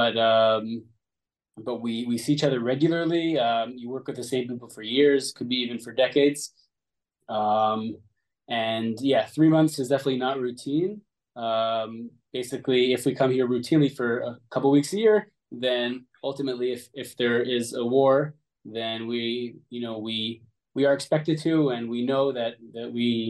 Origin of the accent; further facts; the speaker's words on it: Israel; also born or lived in Ottawa, Canada; I was born in Ottawa, Canada, and moved to Israel, made Aliyah when I was 4 years old